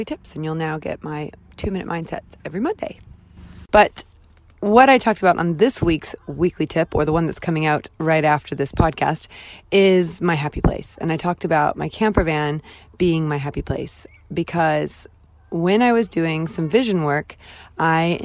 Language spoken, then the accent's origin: English; United States; now in United Kingdom; I'm American, clearly, and I'm not British